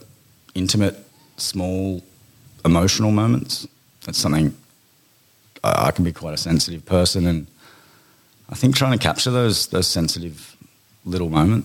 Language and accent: English; Bundaberg, Queensland, Australia; born there; Birth. Born in Bundaberg. I'm still a rabid Queensland Maroons supporter.